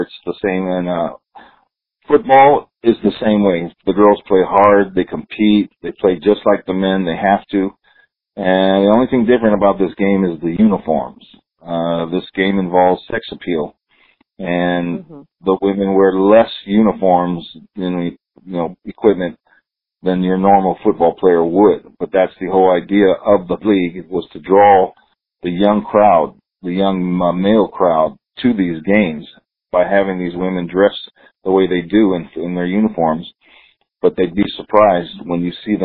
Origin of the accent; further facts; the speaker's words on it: Torrance, California, United States; also born or lived in Hawaii; I was born in Torrance, California. I went to Carson High School, graduated in 1986